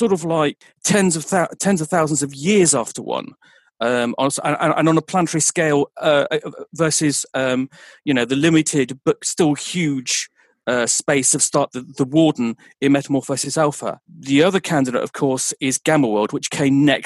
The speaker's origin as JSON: {"language": "English", "area": "Dorset", "region": "South West England", "country": "United Kingdom", "moved": "yes", "lives_now": "Birmingham, United Kingdom", "said": "I'm originally from Dorset, but I've lived in Birmingham for just over 20 years"}